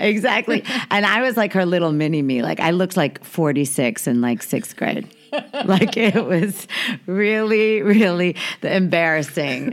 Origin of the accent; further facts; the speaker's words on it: New York, United States; I was born in New York